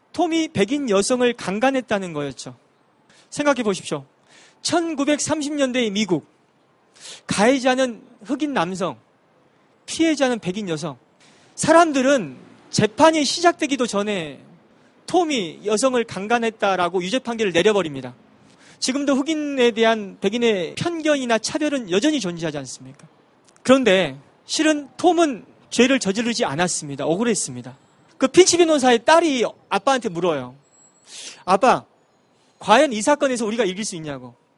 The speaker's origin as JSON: {"language": "Korean", "town": "Wando", "region": "South Jeolla", "country": "South Korea", "tie": "born or raised there", "said": "전라도 완도에서 배를 타고 들어가는 섬에서 태어나고 자랐습니다"}